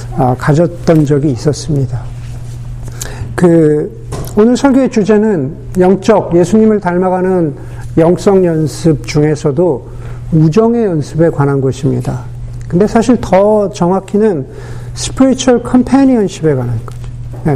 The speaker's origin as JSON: {"language": "Korean", "country": "South Korea", "tie": "born or raised there", "moved": "as an adult", "lives_now": "United States"}